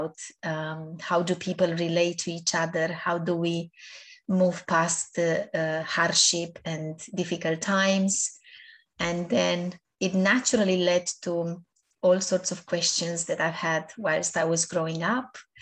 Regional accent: Romania; moved away; I was born back home in Romania. I was brought up in my first years of life by my grandparents

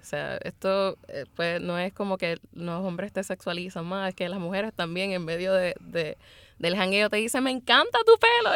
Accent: Luquillo, Puerto Rico; De esos puertorriqueños, tres somos, somos oscuros, somos negros

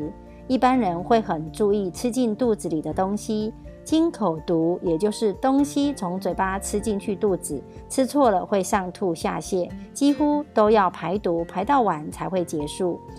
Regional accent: Miaoli County, Taiwan

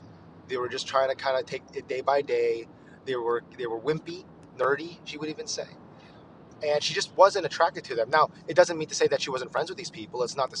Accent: United States; I'm a Filipino American

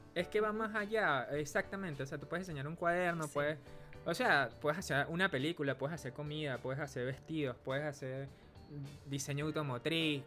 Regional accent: Venezuela; now in Santiago, Chile; Soy venezolano y actualmente vivo en Santiago

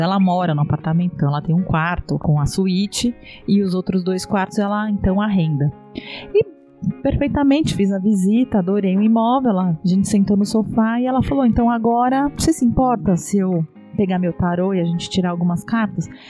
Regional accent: Brazil; moved away as an adult; now in Portugal; eu sou brasileira

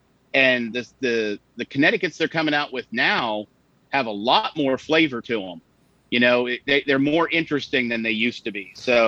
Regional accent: halfway between Erie and Pittsburgh, Pennsylvania, United States; I'm back living in my hometown where I grew up. It's about halfway between Erie and Pittsburgh, out in the middle of the boonies. Been here pretty much my whole life, with the exception of a month or so I went to work for a place down in DC before I came back up to Pennsylvania.

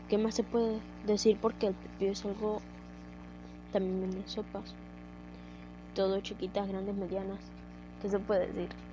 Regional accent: Panama; Panamá, porque es de donde soy

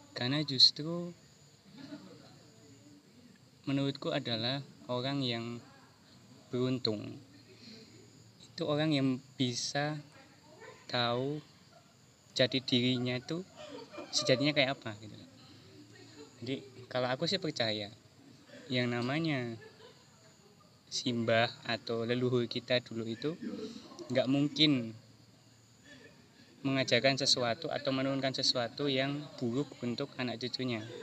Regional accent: Java, Indonesia; oh ternyata aku orang Jawa. Oh iya orang Jawa itu Eh, terkena terkenal dengan tata krama, terkenal dengan eh, istilahnya unggah-ungguh.

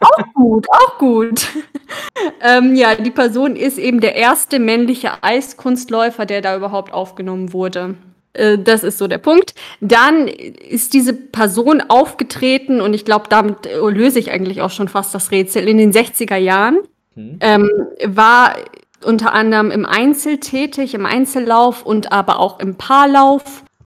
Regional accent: Bremen, Germany; Als Kinder in Bremen in dieser Eishalle

